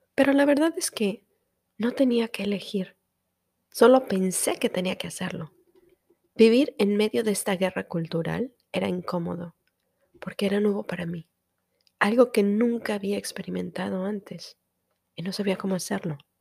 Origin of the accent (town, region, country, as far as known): Mexico; first language Spanish; now in United States